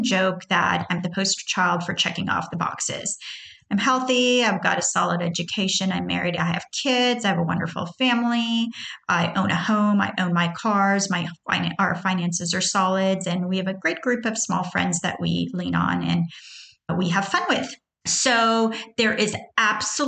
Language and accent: English; Houston, Texas, United States; also born or lived in Tehran, Iran; I was born in Tehran, Iran. I immigrated to the U.S., which is basically in Houston, Texas, at the age of 10